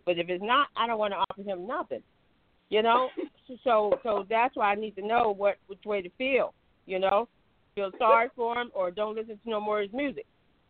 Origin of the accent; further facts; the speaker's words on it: Ohio, United States; now in North Carolina, United States; I'm in North Carolina, and I kind of forget sometimes I grew up in Ohio, too.